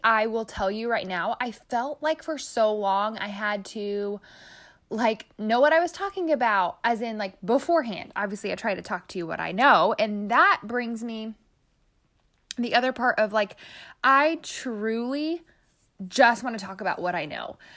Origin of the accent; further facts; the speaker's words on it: Midwest, United States; I'm obviously from the Midwest because I said O P E.